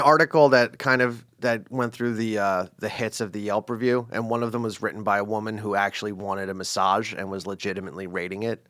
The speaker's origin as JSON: {"language": "English", "region": "East Coast", "country": "United States", "said": "East Coast American"}